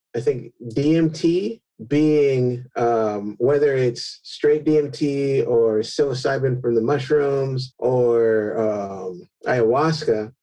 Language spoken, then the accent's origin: English; California, United States; I grew up in California